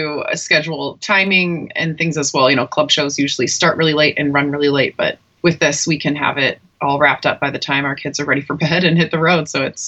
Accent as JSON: {"language": "English", "town": "Pitt Meadows", "region": "British Columbia", "country": "Canada", "tie": "born or raised there", "moved": "as an adult", "lives_now": "United States", "said": "I grew up in Pitt Meadows, BC, and then when we got married a few years later, I moved down to the U.S. So I'm still totally Canadian."}